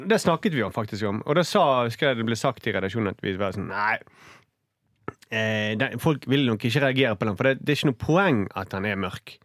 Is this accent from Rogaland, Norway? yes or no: yes; Stavanger, Rogaland, Norway; Vestlandet. Stavanger.